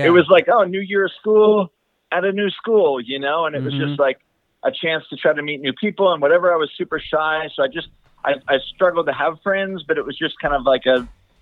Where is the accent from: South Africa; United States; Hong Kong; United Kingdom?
United States; Utah; also born or lived in Idaho / Colorado; I've spent the majority of my life in Utah, a little bit in Colorado. And so to me, I'm from Utah